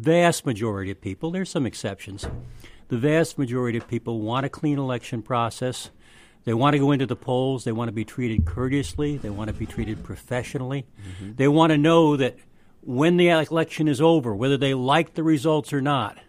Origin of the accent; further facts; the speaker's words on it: New York, United States; now in Mississippi, United States; I mean, I'm originally from New York